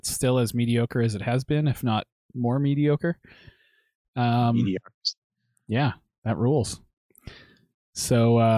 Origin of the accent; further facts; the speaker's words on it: Canada; That's with a U because we're Canadian.